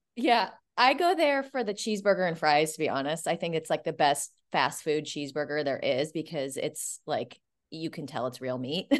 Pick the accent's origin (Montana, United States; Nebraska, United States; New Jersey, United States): Nebraska, United States; Omaha; moved away; I'm actually from Omaha, Nebraska